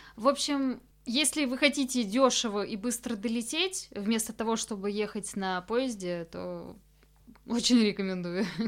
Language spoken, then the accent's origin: Russian; Cheboksary, Chuvashia, Russia; moved away; когда ты приезжаешь домой. Вроде это, да, твой дом, где ты вырос